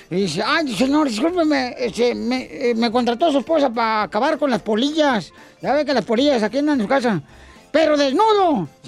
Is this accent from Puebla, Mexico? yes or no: no; Michoacán, Mexico; porque aquí … soy de Michoacán.